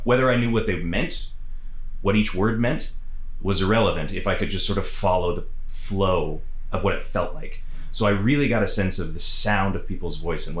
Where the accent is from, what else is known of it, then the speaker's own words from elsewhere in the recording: Nova Scotia, Canada; moved away; also born or lived in Wales; growing up in Nova Scotia